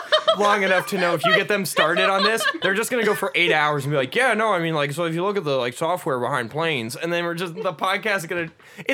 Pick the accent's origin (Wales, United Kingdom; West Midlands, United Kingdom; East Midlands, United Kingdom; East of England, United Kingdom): Wales, United Kingdom; we're Welsh, which is like British, but you don't say words right.